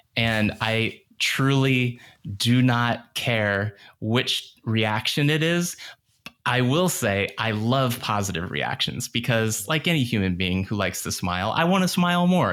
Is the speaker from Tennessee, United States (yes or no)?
no; Northern Virginia suburbs outside of DC, United States; I grew up in the Northern Virginia suburbs outside of DC